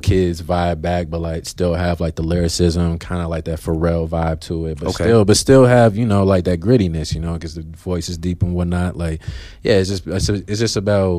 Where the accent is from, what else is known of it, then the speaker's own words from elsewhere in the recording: Aurora, Colorado, United States; also born or lived in Augusta, Georgia / New Jersey; I've lived in Aurora since I was 5 years old. So I'm a native